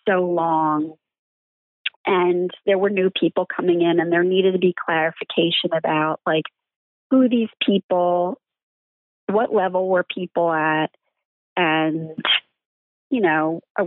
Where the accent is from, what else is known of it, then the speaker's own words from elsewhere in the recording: Philadelphia, Pennsylvania, United States; as a Philadelphian